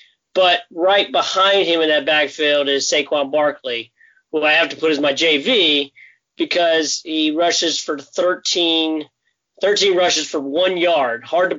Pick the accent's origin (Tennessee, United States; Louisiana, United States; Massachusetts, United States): Louisiana, United States; New Orleans; my hometown boys, Saints.